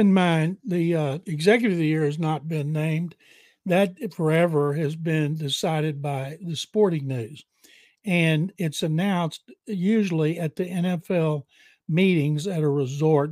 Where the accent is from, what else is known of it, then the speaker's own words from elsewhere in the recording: Waco, Texas, United States; now in Houston, United States; I grew up in Waco